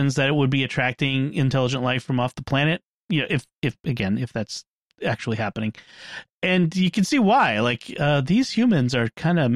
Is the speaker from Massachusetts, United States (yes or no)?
yes; Boston, Massachusetts, United States; my hometown of Boston